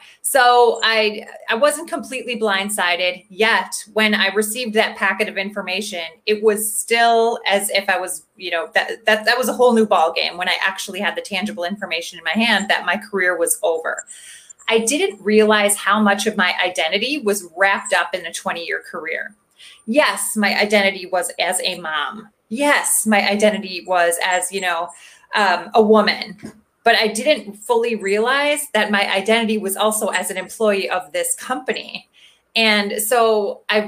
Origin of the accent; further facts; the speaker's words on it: Milwaukee, Wisconsin, United States; I'm from Milwaukee, Wisconsin. I'm born and raised Wisconsin, so Midwestern girl my whole life